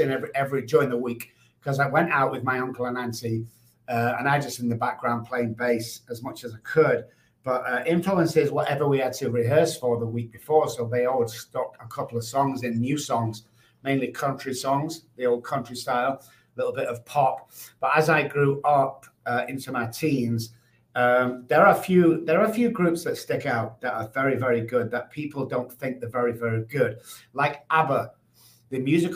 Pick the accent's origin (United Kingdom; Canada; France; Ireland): United Kingdom; Manchester, North West England; now in United States; I grew up in Manchester, the United Kingdom